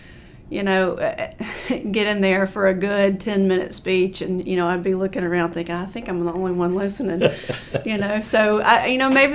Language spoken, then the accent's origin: English; Cullman County, Alabama, United States; I grew up in Coleman County, went to Cold Springs High School.